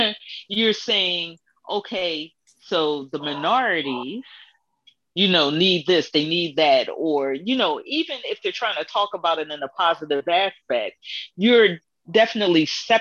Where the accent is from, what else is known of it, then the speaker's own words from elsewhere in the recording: United States; we work too much as Americans